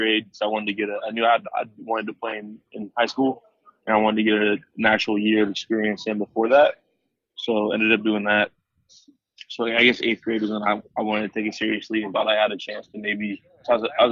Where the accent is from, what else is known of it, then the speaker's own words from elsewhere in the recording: American Canyon, California, United States; also born or lived in Vallejo, California / Los Angeles, California; now in San Diego, United States; I was born in Vallejo, California, which is in the Bay Area, like San Francisco Bay Area on the north side of it, and moved to American Canyon when I was about 8 years old